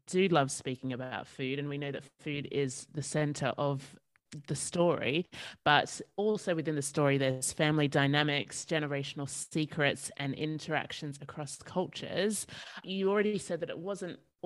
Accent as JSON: {"language": "English", "country": "Australia", "tie": "born or raised there", "said": "growing up in Australia and my family heritage is Jamaican as well"}